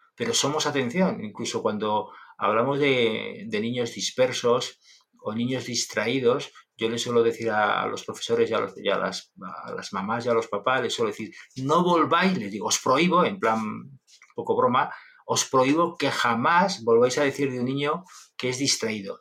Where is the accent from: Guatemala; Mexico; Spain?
Spain; Logroño, La Rioja; Un profesor en el colegio, en Logroño, en, La Rioja, en mi tierra